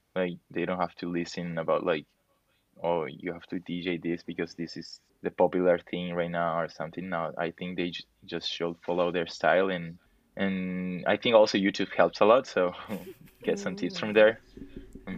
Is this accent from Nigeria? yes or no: no; Peru; I'm from Peru